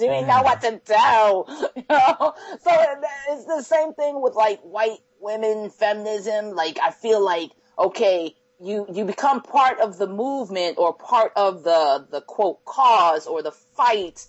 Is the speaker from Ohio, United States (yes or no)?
yes; Akron, Ohio, United States; I grew up in Akron, Ohio